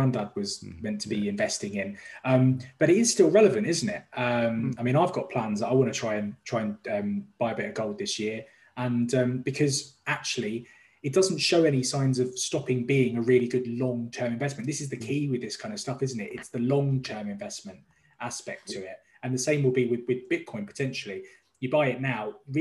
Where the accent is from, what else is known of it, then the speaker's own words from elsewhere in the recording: London, United Kingdom; moved away as an adult; now in Dubai, United Arab Emirates; I'm from London originally